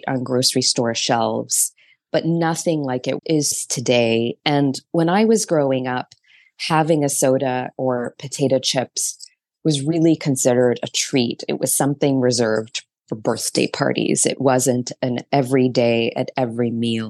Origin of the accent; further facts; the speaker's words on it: Toronto, Ontario, Canada; now in New York City, United States; I live in New York City, though I grew up in Toronto.